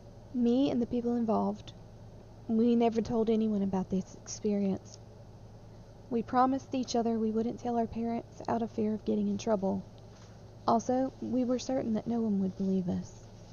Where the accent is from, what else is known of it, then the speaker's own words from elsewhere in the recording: Midwest, United States; I grew up in the Midwest, and I don't know if anyone outside the Midwest knows this